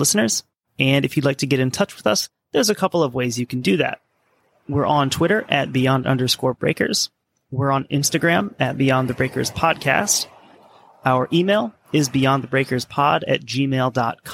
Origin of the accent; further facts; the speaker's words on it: United States; as an American